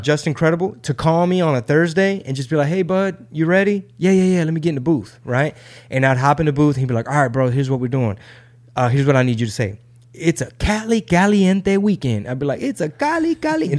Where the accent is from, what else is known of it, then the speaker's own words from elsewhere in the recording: Texas, United States; I'm a Texan